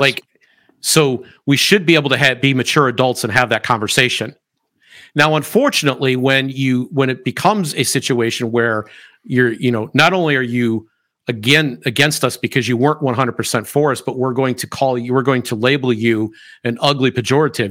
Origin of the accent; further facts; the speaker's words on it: United States; I am an American